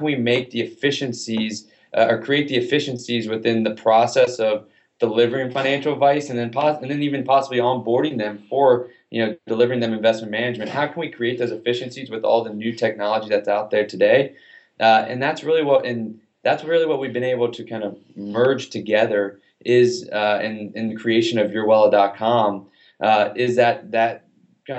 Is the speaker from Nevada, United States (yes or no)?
no; Atlanta, Georgia, United States; I grew up in Atlanta.